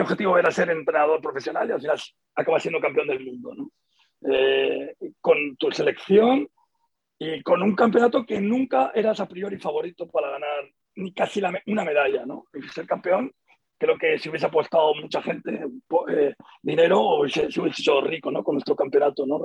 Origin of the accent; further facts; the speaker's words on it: Seville, Andalusia, Spain; now in Madrid, Spain; yo vivo en Madrid, soy sevillano y seguiré sevillano ahí a muerte, ¿no? Pero también soy madrileño de adopción